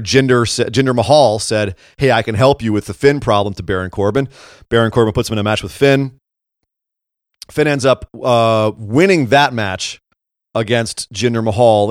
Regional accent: Scotland, United Kingdom; I'm also Scottish.

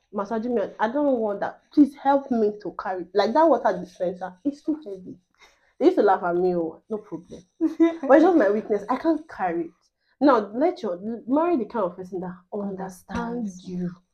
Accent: Nigeria

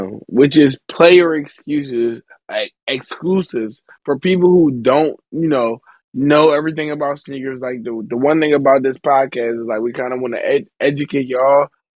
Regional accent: Philadelphia, Pennsylvania, United States; we're all from Philly

